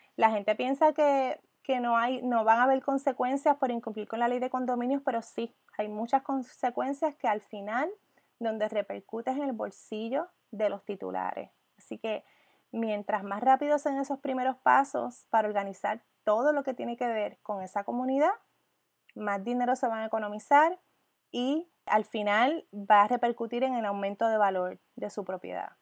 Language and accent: Spanish; Puerto Rico; como puertorriqueña